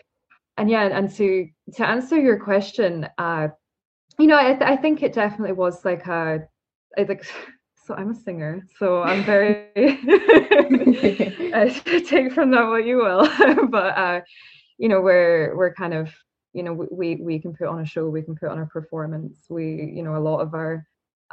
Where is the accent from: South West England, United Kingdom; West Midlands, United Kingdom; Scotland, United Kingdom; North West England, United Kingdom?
Scotland, United Kingdom; I'm from Scotland